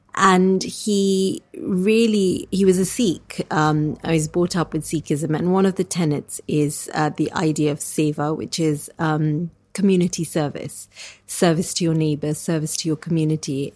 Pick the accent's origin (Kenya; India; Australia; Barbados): Kenya; now in United Kingdom; I grew up in Kenya in this kind of really wild terrain